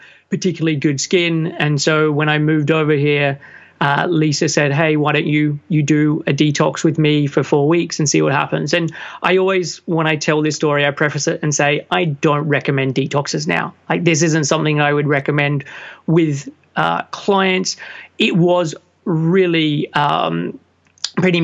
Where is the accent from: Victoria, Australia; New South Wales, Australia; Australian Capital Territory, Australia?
New South Wales, Australia; Sydney; moved away as an adult; now in London, United Kingdom; I'm originally from Sydney, Australia. And at the age of 21, finished a business degree